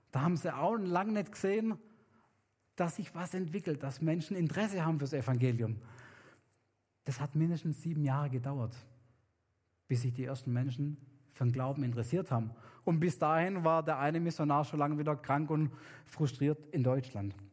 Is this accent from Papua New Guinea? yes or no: yes; Papua New Guinea; weil bei uns in Neuguinea sind Kinder super wichtig. Also es ist wichtig, dass man viele hat, weil die sichern einmal die, die, die Sicherheit im, im Haus, im Clan, im Dorf, in der Stadt.